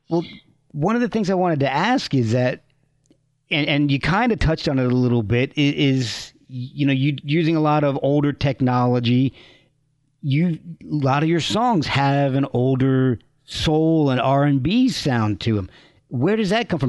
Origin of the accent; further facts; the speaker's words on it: Branchburg, New Jersey, United States; moved away as an adult; also born or lived in Scotch Plains, New Jersey / Rochester; I lived in uh, Branchburg from okay. uh, fourth grade through when I went to Rochester for college